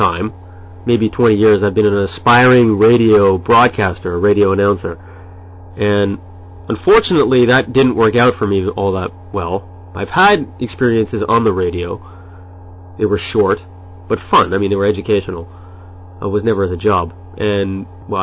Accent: Ottawa, Ontario, Canada; moved away as an adult; now in Japan; Born and raised in Canada, in Ottawa, and have been living in Japan for the past 7 or 8

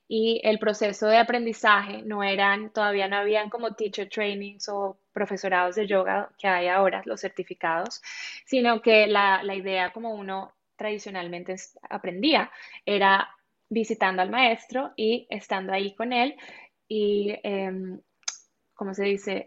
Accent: Colombia; moved away as an adult; Soy colombiana, nací y crecí en Colombia, viví ahí mis primeros veinte años

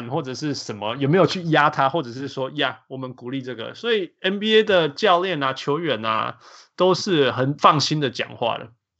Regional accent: Canada; 其实我小时候在加拿大

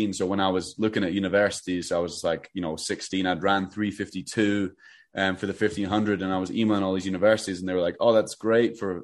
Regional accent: Edinburgh, Scotland, United Kingdom; moved away as an adult; also born or lived in Albuquerque, New Mexico; I grew up in Edinburgh

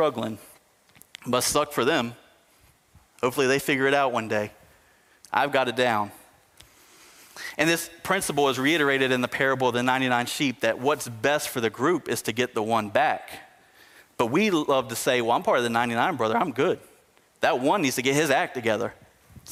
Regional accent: United States; us as American Christians

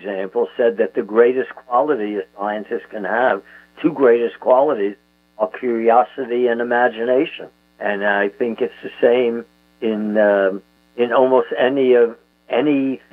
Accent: New York City, New York, United States; I had 37 first cousins when I was growing up in Brooklyn

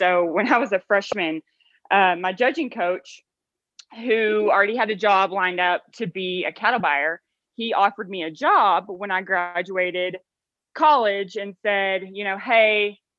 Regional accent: Texas, United States; I am from Loxahatchee, Texas. Was a little town, it's kind of more of a suburb now, south of Dallas.

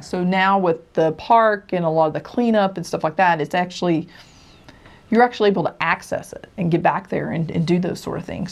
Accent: Tennessee, United States; I grew up where I grew up in Tennessee

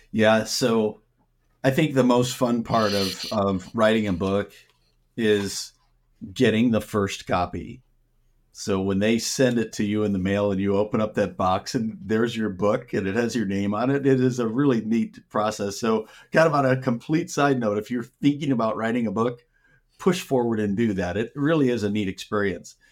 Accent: Minnesota, United States; moved away as an adult; now in Arizona, United States; I grew up in Minnesota, and I spent half my life there

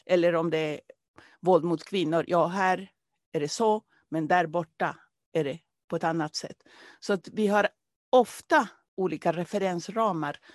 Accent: Peru; now in Sweden; jag kommer från Peru från början

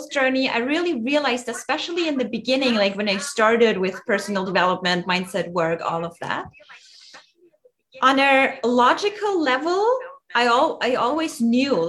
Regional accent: Germany; moved away; also born or lived in Austria; I'm originally from Germany and I was like in the mountains in Austria for pretty much all my life.

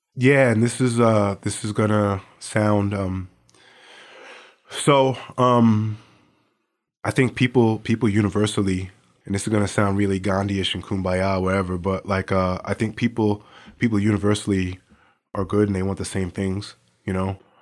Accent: New York City, New York, United States; now in Anchorage, United States; I grew up in New York City

